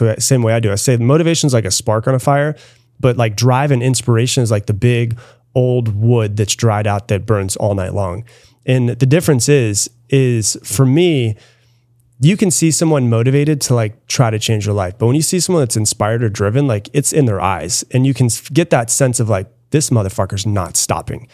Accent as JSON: {"language": "English", "region": "Florida", "country": "United States", "tie": "born or raised there", "moved": "yes", "lives_now": "Austin, United States", "said": "I grew up in Florida"}